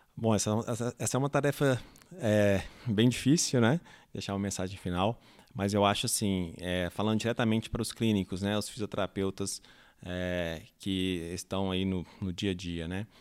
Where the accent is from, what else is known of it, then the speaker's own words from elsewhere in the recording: Brazil; nós, né, é, brasileiros que não falamos a língua inglesa